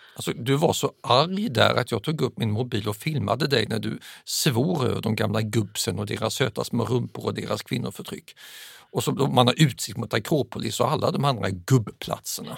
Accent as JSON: {"language": "Swedish", "country": "Sweden", "said": "som svensk"}